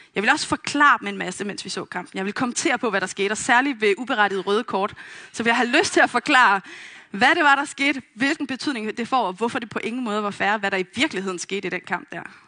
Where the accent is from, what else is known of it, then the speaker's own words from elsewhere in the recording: Vestegnen, Capital Region of Denmark, Denmark; Jeg er vokset op på Vestegnen